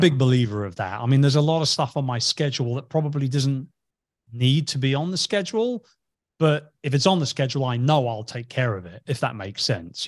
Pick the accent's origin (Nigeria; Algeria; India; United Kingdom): United Kingdom; England; I'm from England.